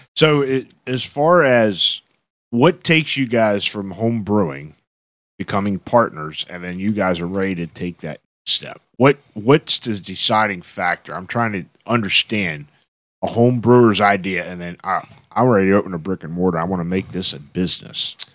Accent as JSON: {"language": "English", "town": "Dover", "region": "Pennsylvania", "country": "United States", "tie": "born or raised there", "said": "I've been here all my life, over. I'm Dover born, I'm Dover bred, and I'll be damned, I'm gonna be Dover dead"}